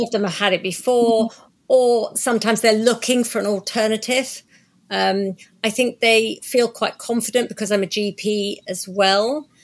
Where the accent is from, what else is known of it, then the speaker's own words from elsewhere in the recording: Croydon, London, United Kingdom; moved away as an adult; now in Oxfordshire, United Kingdom; I was born in Surrey in South Croydon, um, in Surrey, which is where I grew up